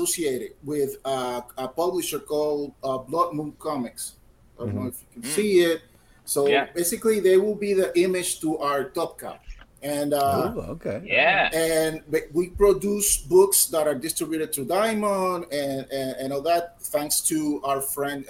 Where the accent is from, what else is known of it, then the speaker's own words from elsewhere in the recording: Puerto Rico; I'm from Puerto Rico